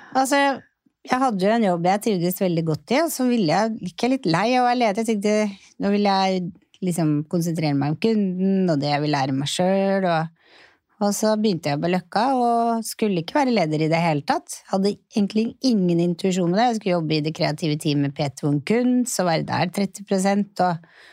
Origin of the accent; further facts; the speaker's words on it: Oslo, Norway; jeg vokste jo opp på Torshov og gikk jo på Lilleborg skole